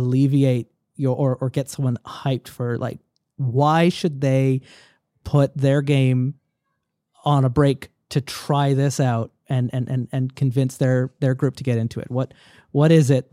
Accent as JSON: {"language": "English", "country": "Canada", "said": "as a Canadian"}